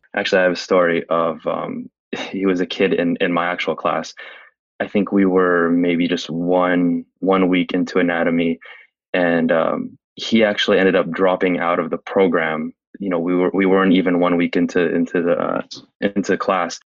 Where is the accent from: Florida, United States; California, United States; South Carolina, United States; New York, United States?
California, United States; San Francisco; I was born and raised in San Francisco, oh, California